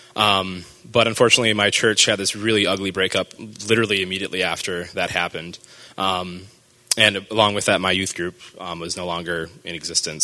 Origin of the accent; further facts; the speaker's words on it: Marshfield, Wisconsin, United States; I grew up in Marshfield, Wisconsin, so up north